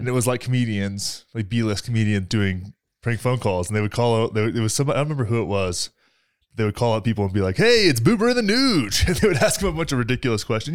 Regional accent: Texas, United States; moved away; I'm from Texas

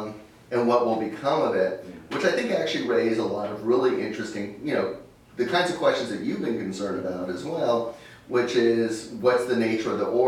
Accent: United States; as an American

